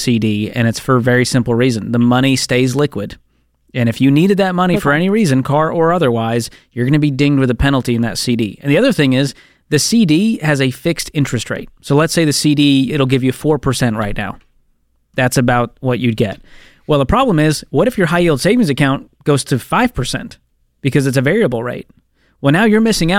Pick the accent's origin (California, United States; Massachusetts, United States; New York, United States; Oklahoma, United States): Massachusetts, United States; Boston; Boston, my hometown